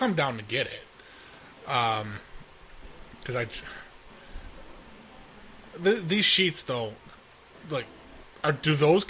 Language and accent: English; California, United States; I'm from California and I've got my medical marijuana card, so it's a thing with the doctors.